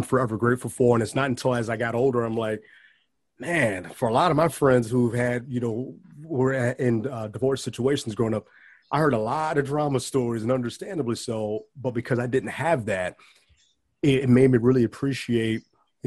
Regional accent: Bellwood, Illinois, United States; born or raised there; also born or lived in Schaumburg

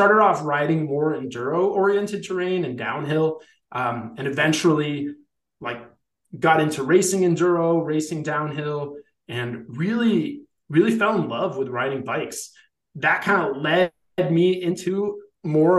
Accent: Colombia; moved away; also born or lived in Ithaca, New York; go back home to my home country in Colombia

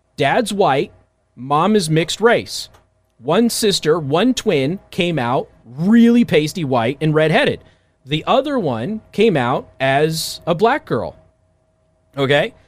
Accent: Las Vegas, Nevada, United States; moved away; also born or lived in Midwest; I'm from Vegas

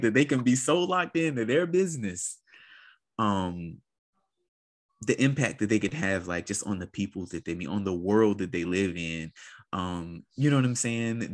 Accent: United States; as a Black person growing up in America

